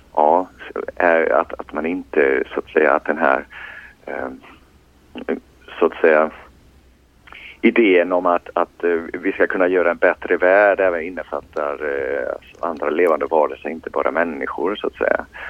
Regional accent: Borås, Västra Götaland, Sweden; moved away as an adult; now in Gothenburg, Sweden; jag är född och uppvuxen i, i Borås

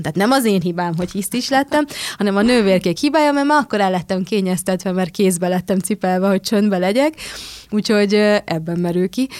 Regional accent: Budapest, Hungary; Én ugye Budapesten születtem, Budapesten jártam gimnáziumba

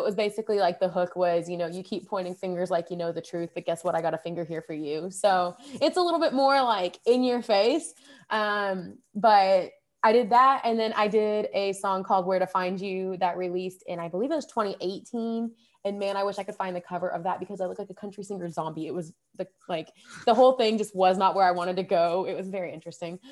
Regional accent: Rogers, Arkansas, United States; also born or lived in Fayetteville, Arkansas; I grew up in Rogers, Arkansas, which is the next town over

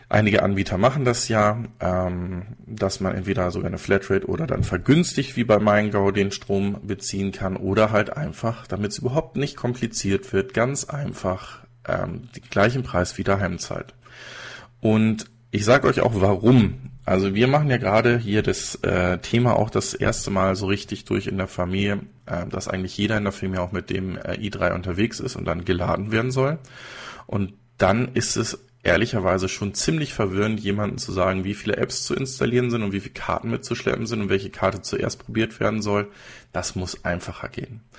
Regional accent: Regensburg, Bavaria, Germany; Übrigens, ich komme nicht aus München, sondern aus Regensburg, aber das ist fast das gleiche

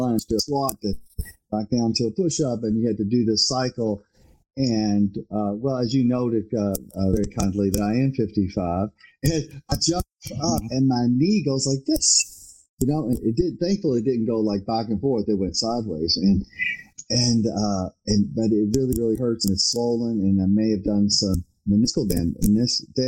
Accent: Louisville, Kentucky, United States; growing up in Louisville

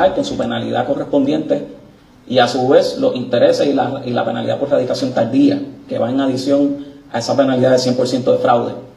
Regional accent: Puerto Rico; como puertorriqueño

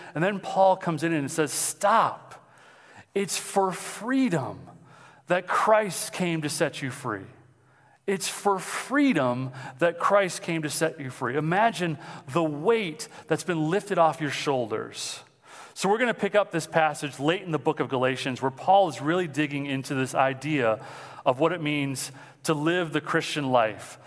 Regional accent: Mount Clemens, Michigan, United States; I'm from Mount Clemens, so that's where I'm living right now

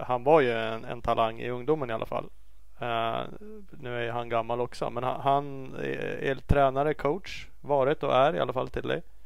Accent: Uppsala, Uppsala County, Sweden; jag är från Uppsala

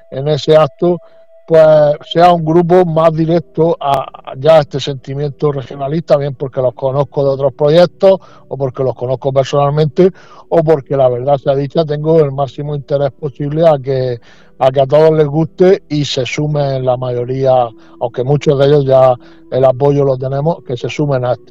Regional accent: Spain; nosotros vamos sobre la Constitución española, nosotros somos españoles y no queremos ni más ni menos que poner la voz en los problemas que acuden ahora mismo a nuestra a nuestra tierra.

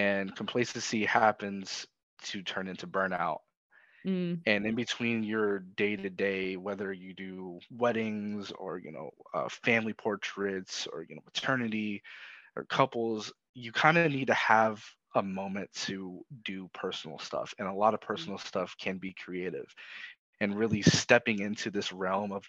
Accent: Las Vegas, Nevada, United States; now in Seattle, United States; I'm from Las Vegas, Nevada, but now I am residing in Seattle, Washington

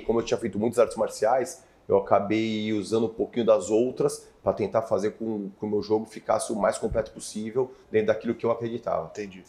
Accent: Mongaguá, São Paulo, Brazil; also born or lived in Spain (family); now in São Paulo, Brazil; eu cresci em Mongaguá

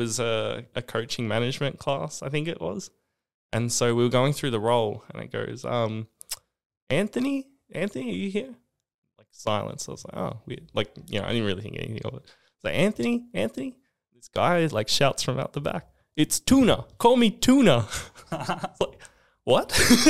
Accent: Australia; And I think that's interesting because I think especially being Australian, a lot of the American culture like just loves that.

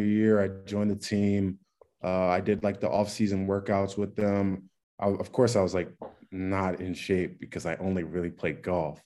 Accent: Bowie, Maryland, United States; I'm from Bowie, Maryland, so DMV area, just like you said. Uh, lived there pretty much my whole life.

